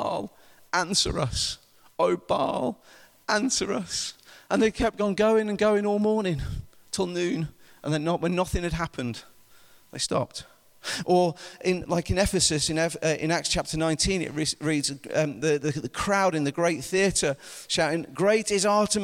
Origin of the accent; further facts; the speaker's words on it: United Kingdom; I'm British